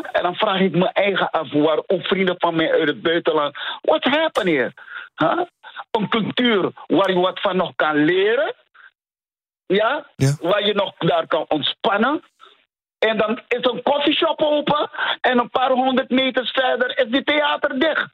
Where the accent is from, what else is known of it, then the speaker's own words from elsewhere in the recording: Amsterdam, North Holland, Netherlands; als Amsterdammer